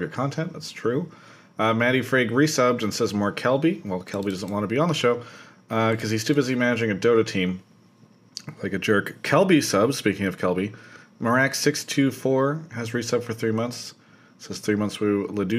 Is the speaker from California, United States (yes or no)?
yes; California, United States; as a Californian